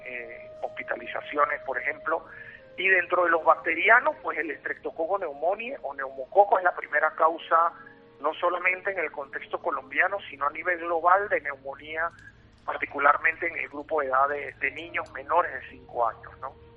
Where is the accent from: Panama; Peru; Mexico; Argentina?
Panama; soy panameño y radico aquí en Panamá